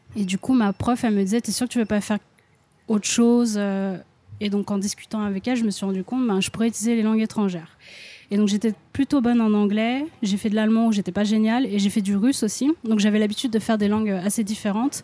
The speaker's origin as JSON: {"language": "French", "town": "Lyon", "region": "Auvergne-Rhône-Alpes", "country": "France", "also_born_or_lived": "London", "moved": "as an adult", "lives_now": "Japan", "said": "je suis de Lyon"}